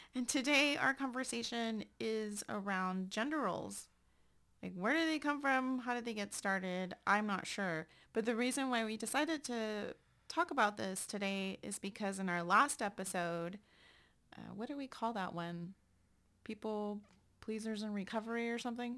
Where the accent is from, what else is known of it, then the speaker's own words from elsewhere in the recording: San Antonio, Texas, United States; moved away as an adult; I up and left my hometown and moved to another country.